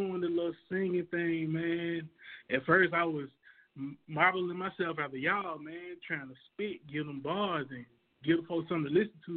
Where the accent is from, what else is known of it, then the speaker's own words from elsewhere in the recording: Montgomery, Alabama, United States; moved away as an adult; now in Atlanta, United States; I'm from Montgomery, Alabama. That's home for me